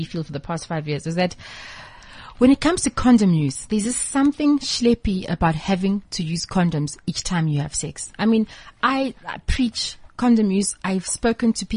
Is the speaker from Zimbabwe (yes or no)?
yes; Zimbabwe; moved away; I'm also originally from Zimbabwe.